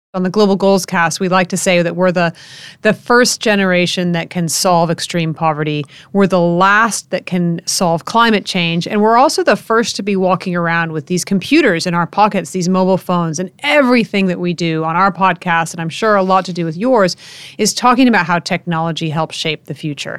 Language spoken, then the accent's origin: English; United States; the United States my home country